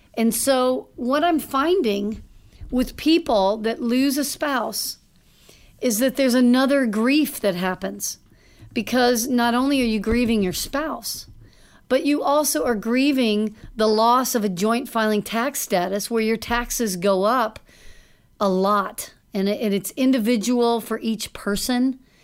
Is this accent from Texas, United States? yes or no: yes; Dallas, Texas, United States; I grew up in Dallas